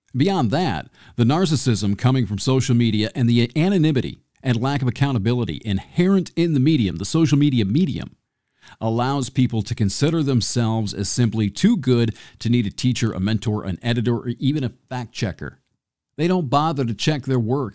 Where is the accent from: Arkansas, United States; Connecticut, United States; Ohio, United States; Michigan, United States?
Michigan, United States; near Homer; moved away; I grew up near Homer